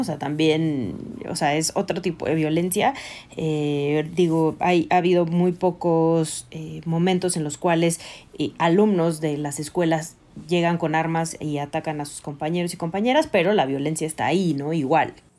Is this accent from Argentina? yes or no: no; Mexico City, Mexico; yo soy de Coyoacán